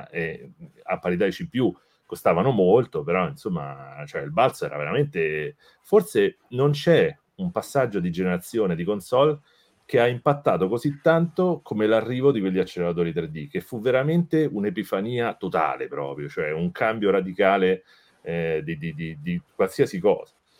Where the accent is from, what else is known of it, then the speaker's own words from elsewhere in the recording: Rome, Lazio, Italy; sono di Roma